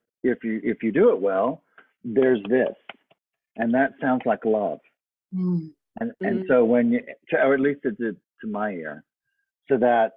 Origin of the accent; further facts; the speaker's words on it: Southeast Texas, United States; I grew up in Southeast Texas in a very, very, very small town, tiny town